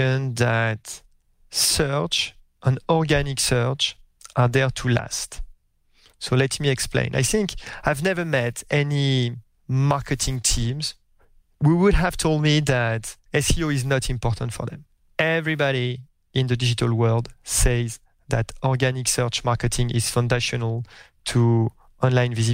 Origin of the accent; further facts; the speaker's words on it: France; accent: French; English is a second language; moved away as an adult; now in United States; my French accent, even after a few years in the US